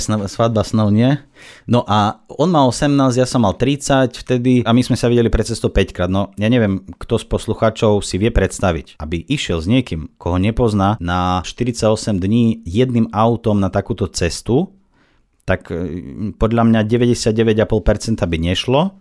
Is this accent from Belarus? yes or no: yes; Minsk, Belarus; first language Russian; Slovak is a second language; now in Slovakia; ja ruštinou vládam, vlastne to je môj materinský jazyk. Ja som sa narodil v Bielorusku, v Minsku